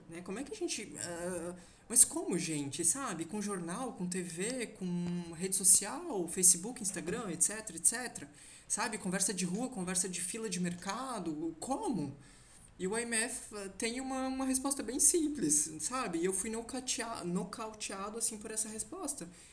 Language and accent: Portuguese; Brazil; como brasileiro vivente